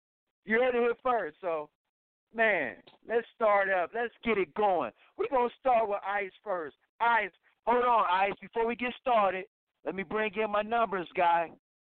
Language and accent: English; Cleveland, Ohio, United States; I'm from Cleveland, Ohio. I'm from the land.